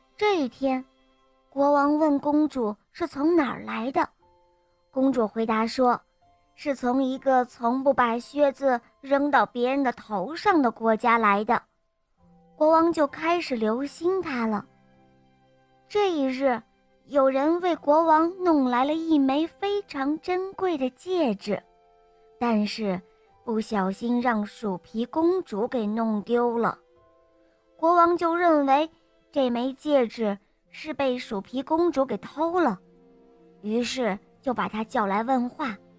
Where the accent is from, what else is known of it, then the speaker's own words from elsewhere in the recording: Huizhou, Guangdong, China; 我叫…，我八岁半了，我来自惠州